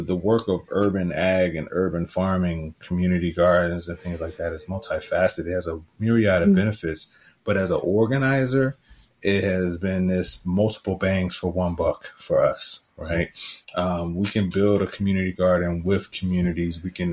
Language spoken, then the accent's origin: English; Richmond, Virginia, United States; I am a city boy. I grew up in Richmond. I grew up in apartments in Richmond